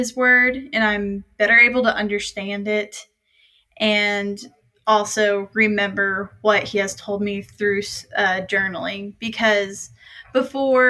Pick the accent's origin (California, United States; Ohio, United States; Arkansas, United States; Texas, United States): Arkansas, United States; Prairie Grove; now in Fayetteville, United States; I'm from Prairie Grove, Arkansas, and I'm in my fourth year of schooling at the University